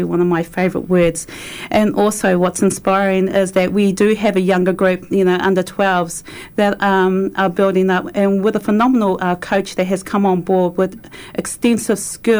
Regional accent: Auckland, New Zealand; moved away as an adult; now in Christchurch, New Zealand; I'm originally from Auckland, and I've been living in Otatahi, Christchurch for about 9 years now.

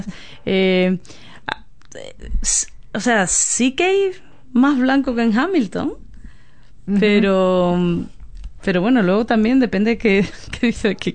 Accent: Spain; moved away as an adult; now in New Zealand; de donde yo soy es pegado a Marruecos

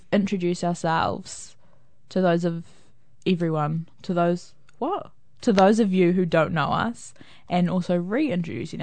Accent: Napier, Hawke's Bay, New Zealand; now in Hamilton, New Zealand; I'm originally from Napier

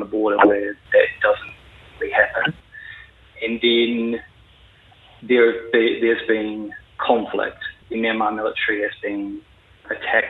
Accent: Christchurch, Canterbury, New Zealand; moved away as an adult; also born or lived in London; I'm from Christchurch, born and raised

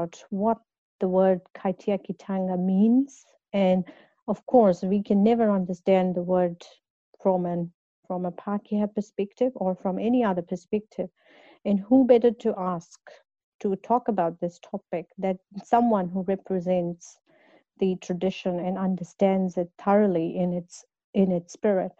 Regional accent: India; moved away as an adult; now in New Zealand; I come from India

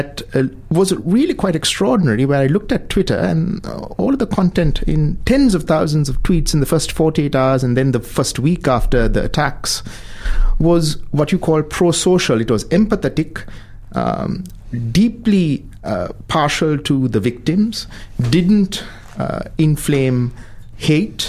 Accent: Sri Lanka; moved away as an adult; now in New Zealand; my home country in Sri Lanka

